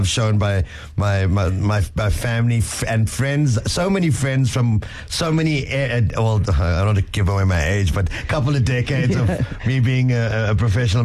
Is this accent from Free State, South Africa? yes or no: no; East London, Eastern Cape, South Africa; my hometown, East London